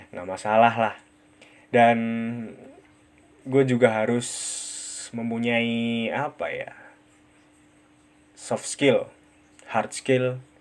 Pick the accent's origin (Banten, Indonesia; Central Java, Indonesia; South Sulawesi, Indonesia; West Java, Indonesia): Central Java, Indonesia; accent: medok; gue ya gini rada medok karena gue tinggal di Purwokerto. Purwokerto ada di Jawa, Jawanya Jawa Tengah.